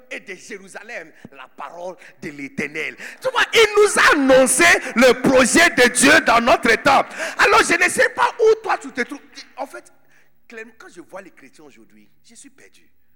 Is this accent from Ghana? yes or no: yes; Accra, Greater Accra, Ghana; French is a second language; moved away as an adult; now in Côte d'Ivoire; né de Bidonville d'Agra